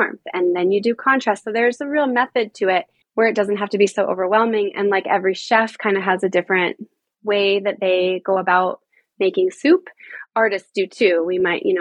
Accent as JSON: {"language": "English", "town": "Boulder", "region": "Colorado", "country": "United States", "also_born_or_lived": "Caribbean", "moved": "as an adult", "said": "I was from Boulder, Colorado, like a a natural organic hippie town"}